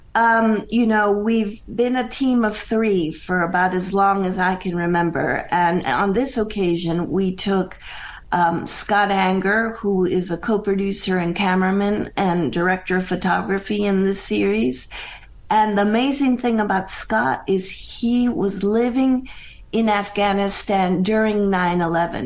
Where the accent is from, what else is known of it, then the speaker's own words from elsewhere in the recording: Bogota, Colombia; moved away as an adult; also born or lived in Pennsylvania, United States; now in United States; I was born and raised in Bogota, Colombia